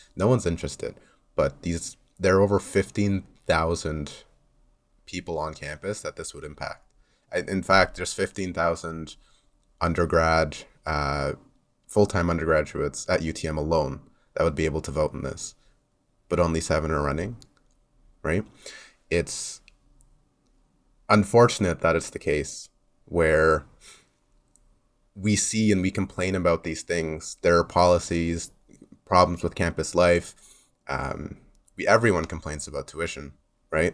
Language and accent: English; Mississauga, Ontario, Canada; also born or lived in Loudoun County, Virginia; I've, uh, grown up here in Mississauga. I've lived here all of my life